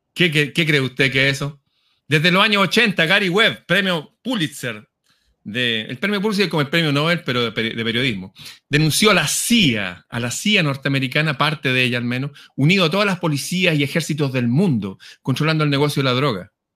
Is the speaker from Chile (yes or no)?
yes; Chile; soy chileno, hablo como chileno